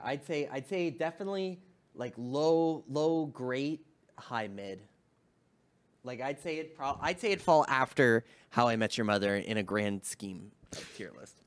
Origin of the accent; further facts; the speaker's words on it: Canada; being Canadian